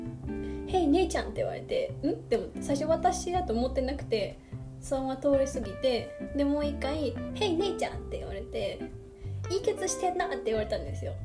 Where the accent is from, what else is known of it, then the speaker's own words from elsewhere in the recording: Kobe, Hyogo, Japan; accent: Kansai; 関西人ですよちゃんとあの神戸兵庫県神戸市生まれなので